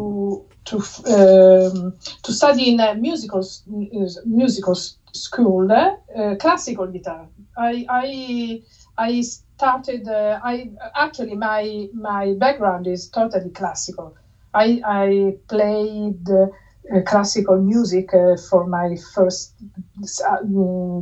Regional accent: Latina, Lazio, Italy; I grew up in Latina. Latina is very close to Rome

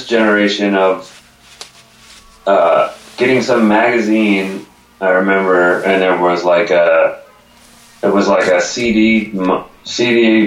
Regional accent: Sussex County, northwestern New Jersey, United States; This was in New Jersey, northwestern New Jersey, where I grew up in Sussex County

